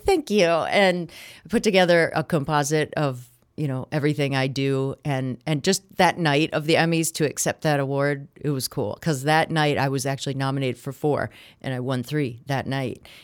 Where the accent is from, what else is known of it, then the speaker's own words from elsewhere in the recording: Kenosha, Wisconsin, United States; moved away as an adult; also born or lived in Florida; I grew up in Kenosha, Wisconsin, watching Milwaukee and Chicago T V.